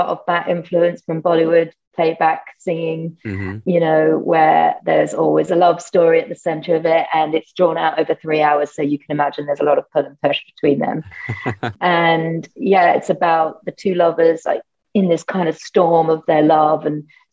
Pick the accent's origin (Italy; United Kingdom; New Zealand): United Kingdom; accent: British; also born or lived in France / Spain; now in Brooklyn, United States; I have a British accent